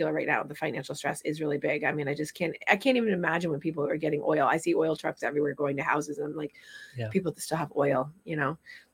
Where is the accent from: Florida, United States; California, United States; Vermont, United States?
Vermont, United States; I grew up in Vermont